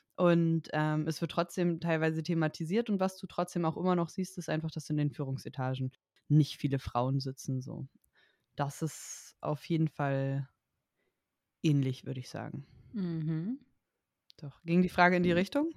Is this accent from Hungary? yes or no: no; Germany; moved away as an adult; now in Spain; ich als Deutsche arbeite nicht in Deutschland und bin nicht in Deutschland angestellt